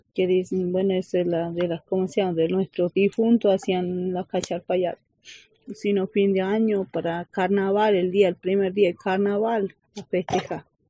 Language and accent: Spanish; Cafayate, Salta, Argentina; A mí me preguntan de dónde sos, vengo de ahí